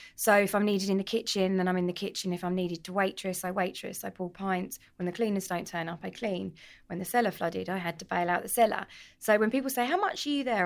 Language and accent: English; London, United Kingdom; also born or lived in Edmonton, London; I'm from North London originally, proud Londoner, um, from Edmonton. Tottenham, Tottenham born and bred